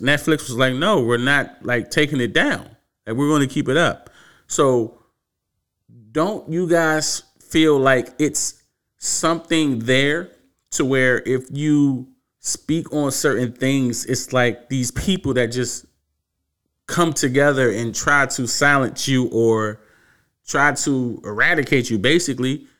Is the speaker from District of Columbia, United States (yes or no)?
yes; Washington, District of Columbia, United States; born and raised in Washington, D C